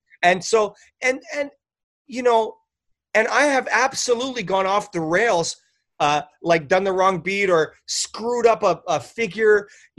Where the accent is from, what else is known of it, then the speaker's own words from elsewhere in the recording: Canada; moved away as an adult; now in Los Angeles, United States; when I moved to Los Angeles, you got to remember, I moved from Canada. I had already been on a couple of hundred CDs from Canada.